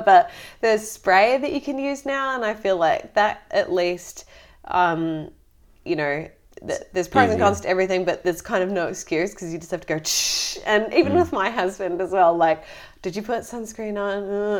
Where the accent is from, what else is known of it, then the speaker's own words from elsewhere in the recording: Florida, United States; also born or lived in Connecticut; So my sister and I, we were born in Connecticut and then we moved down to Florida.